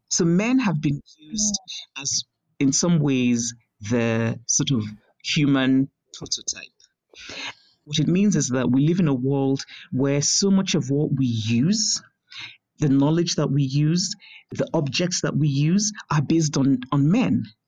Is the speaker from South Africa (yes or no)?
no; Nigeria; moved away; also born or lived in United States; growing up in Nigeria